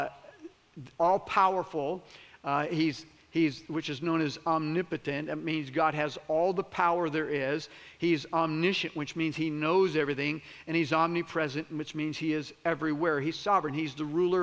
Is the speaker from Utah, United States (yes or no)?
no; Florida, United States; I'm from Florida.